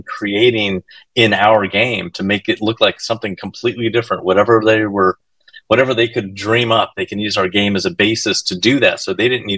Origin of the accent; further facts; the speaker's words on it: Arizona, United States; I grew up Mexican in Arizona, in the barrio, and you know everyone was speaking Spanglish